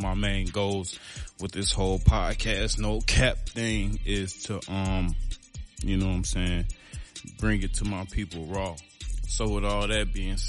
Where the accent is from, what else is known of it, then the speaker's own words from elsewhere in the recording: Chicago, Illinois, United States; I'm from Chicago